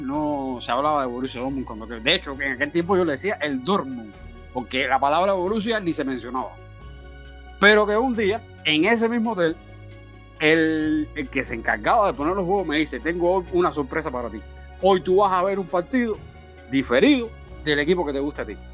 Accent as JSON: {"language": "Spanish", "country": "Cuba", "said": "como todo cubano"}